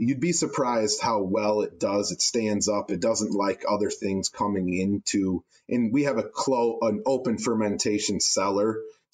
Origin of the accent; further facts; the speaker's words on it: Traverse City, Michigan, United States; a born and raised Michigander